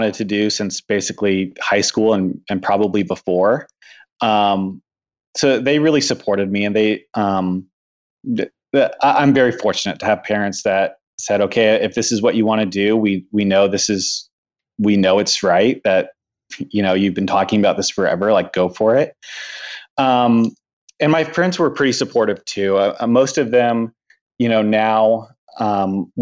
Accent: San Antonio, Texas, United States; my hometown in San Antonio

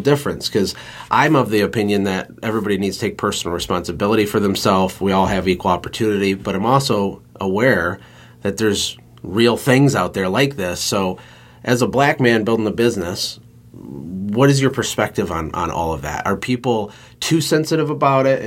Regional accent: Flint, Michigan, United States; I'm a white guy in Michigan. I was born in Flint, Michigan, which is a really urban area

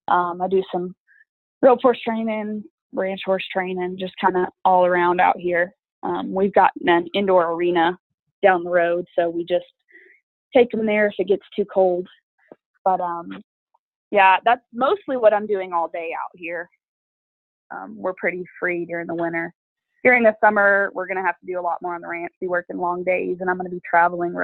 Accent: Fort Worth, Texas, United States; moved away as an adult; also born or lived in Weatherford, Texas; now in Wyoming, United States; I grew up in like Fort Worth and Weatherford. I've been there my whole life in Texas.

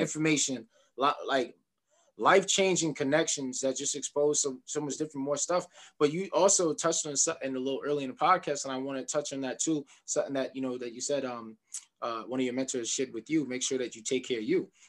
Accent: New York City, New York, United States; I'm from Queens

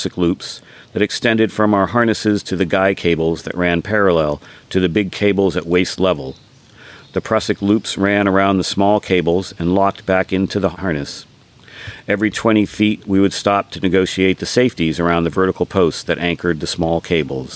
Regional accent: Sonoma County, California, United States; I was born and raised in Sonoma County

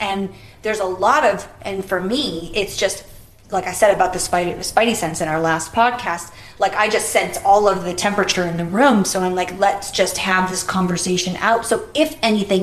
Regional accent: Boston, Massachusetts, United States; where I grew up in Boston, and I think Boston's a very racist city

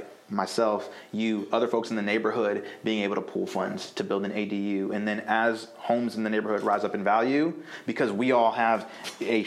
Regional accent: Fort Lauderdale, Florida, United States; moved away as an adult; now in Durham, United States; I was born in Fort Lauderdale, Florida.

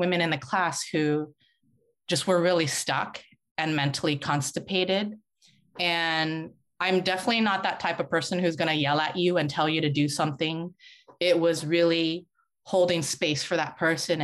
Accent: San Francisco, California, United States; I was born and raised in San Francisco.

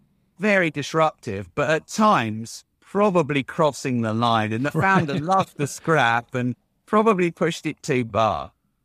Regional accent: United Kingdom; Being a Brit, Jeff, it's difficult to sit here and blow my own trumpet.

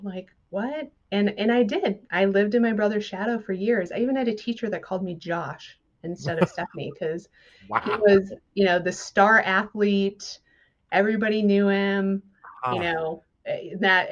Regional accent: southern Minnesota, United States; moved away as an adult; also born or lived in Los Angeles area, California; now in California, United States; I grew up in southern Minnesota

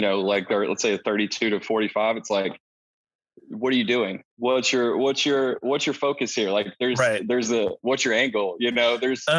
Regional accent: East Texas, United States; So I grew up in East Texas, actually, on a farm

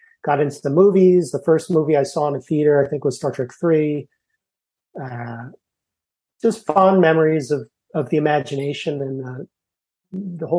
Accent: Martha's Vineyard, Massachusetts, United States; also born or lived in Hanover, New Hampshire; I grew up in Martha's Vineyard.

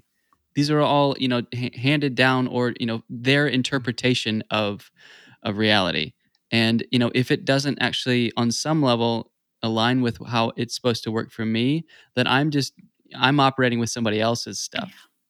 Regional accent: the South, United States; I'm a Christian because I'm from the South

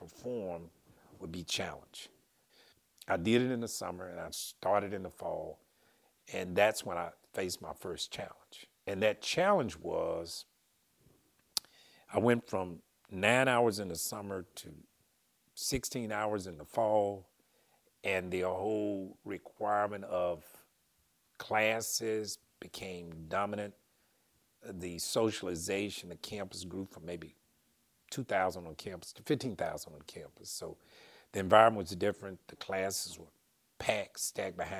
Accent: Pine Bluff, Arkansas, United States; I grew up in Pine Bluff, Arkansas

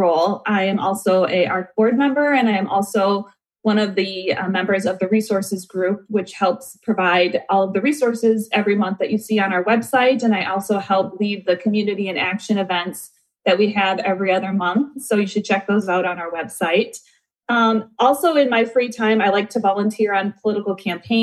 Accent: Southeast Wisconsin, United States; now in Chaska, Minnesota, United States; I currently live in Chaska, Minnesota, but I grew up in Southeast Wisconsin

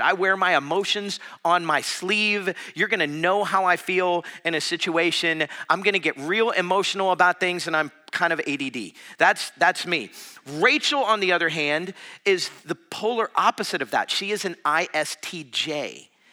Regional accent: South Florida, United States; now in Madison, United States; I was from South Florida

